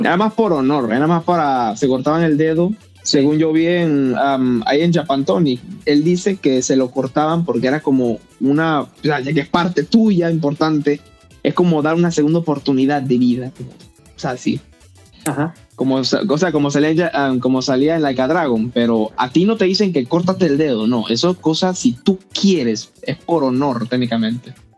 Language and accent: Spanish; Almirante, Bocas del Toro, Panama; yo soy de Panamá, pero yo que ah, soy bien lejos. Yo soy de Bocas del Toro, Almirante